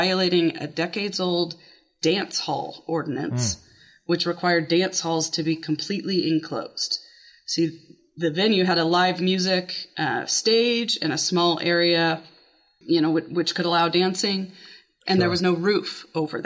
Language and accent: English; New Mexico, United States; now in Arizona, United States; I'm from New Mexico